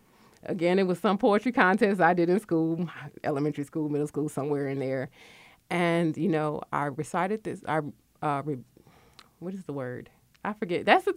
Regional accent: Connecticut, United States; also born or lived in West Coast / Midwest; now in Georgia, United States; I'm from Connecticut. I lived on the West Coast. I lived in the Midwest, and I've lived here in Georgia. I've been in Georgia since 1995

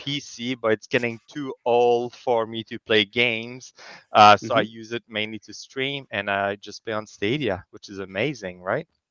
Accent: Canada; now in Kingston, Canada; I'm also a Canadian, so I'm in Kingston, yeah. Ontario

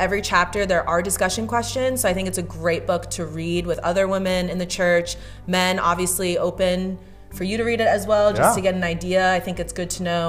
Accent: New Jersey, United States; I am from Jersey.

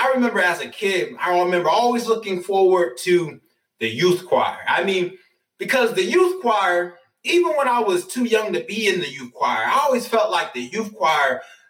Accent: New York, United States; now in Atlanta, United States; I'm from New York

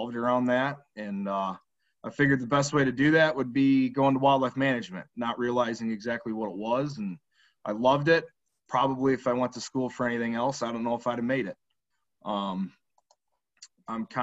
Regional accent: Greene, New York, United States; I was born and raised in Chenango County, New York, where I still live, in the town of Green

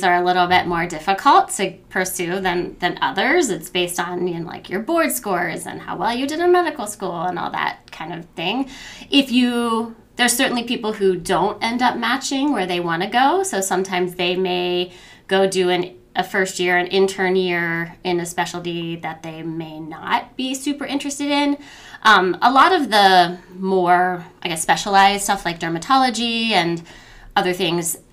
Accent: West Virginia, United States; moved away as an adult; now in Columbus, United States; I'm from West Virginia

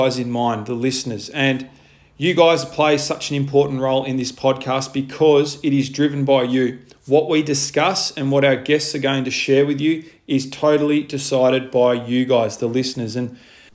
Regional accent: Launceston, Tasmania, Australia; moved away as an adult; now in Victoria, Australia; I am originally from Launceston, Tasmania

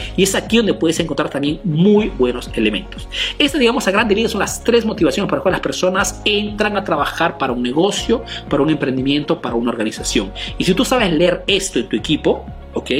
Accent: Peru; now in Italy; soy un emprendedor peruano que vive y hace negocios aquí en Italia

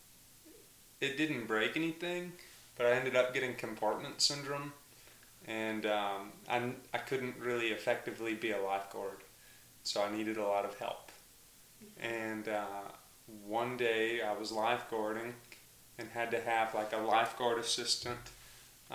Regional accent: Mountain View, Arkansas, United States; I grew up in Mountain View, Arkansas.

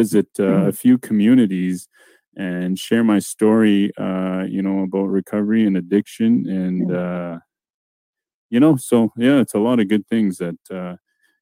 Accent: La Loche, Saskatchewan, Canada; first language Dene; English is a second language; where I grew up, I'm from La Loche, Saskatchewan

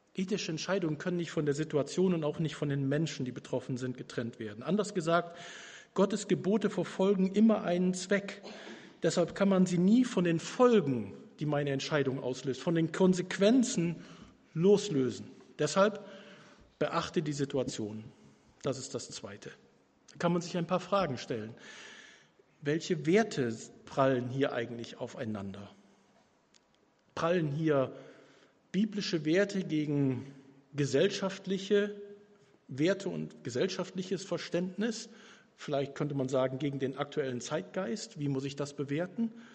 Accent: Germany; Wir aus Deutschland

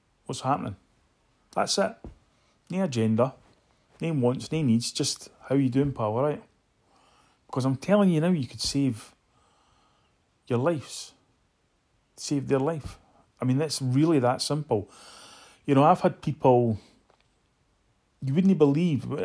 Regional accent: Edinburgh, Scotland, United Kingdom; moved away as an adult; also born or lived in New York; I grew up in Muirhouse in Edinburgh

